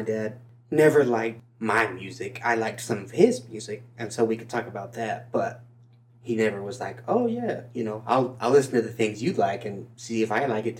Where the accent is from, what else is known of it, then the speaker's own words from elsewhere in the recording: New York, United States; let her know I'm from Long Island just like you.